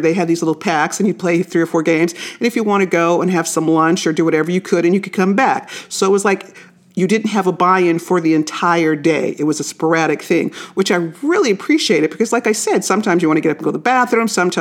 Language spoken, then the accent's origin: English; Las Vegas, Nevada, United States; when I was growing up in Las Vegas